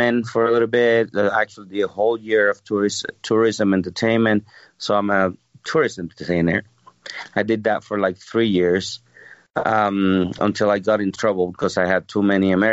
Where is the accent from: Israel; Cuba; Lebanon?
Cuba; moved away as an adult; now in Utah, United States; I'm from Cuba, and I got here in the year 2000